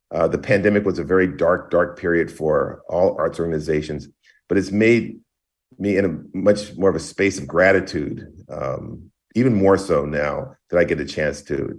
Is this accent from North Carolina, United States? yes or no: yes; Greensboro, North Carolina, United States; So I grew up in Greensboro, North Carolina. Both my parents are music teachers.